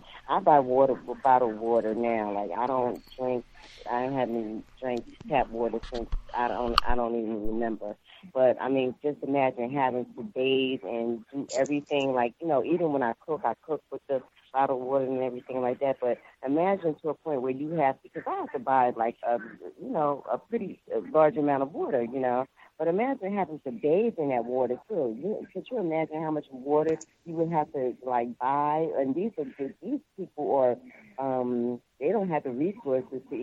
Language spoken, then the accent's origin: English; North New Jersey, United States; moved away; I'm originally from North New Jersey